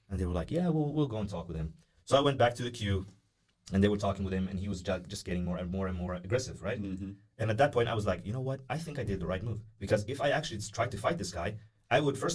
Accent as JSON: {"language": "English", "country": "Norway", "tie": "born there", "said": "yeah born, I was, I was born here in Norway."}